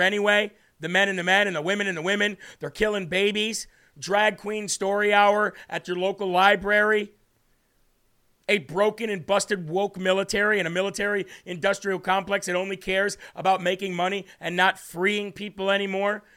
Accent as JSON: {"language": "English", "country": "United States", "said": "as an American"}